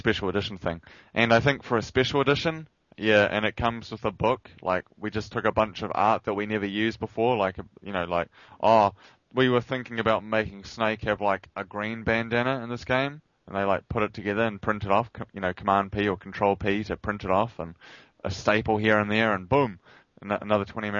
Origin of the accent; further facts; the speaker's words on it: New Zealand; I'm a New Zealander.